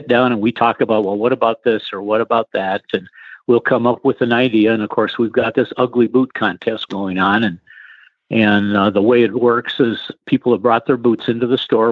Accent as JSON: {"language": "English", "town": "Rochester", "region": "Minnesota", "country": "United States", "moved": "yes", "said": "I'm from Rochester, Minnesota, and where the Mayo Clinic is"}